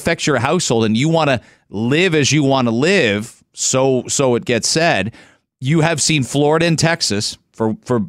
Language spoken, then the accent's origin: English; London, Ontario, Canada; I grew up in the London area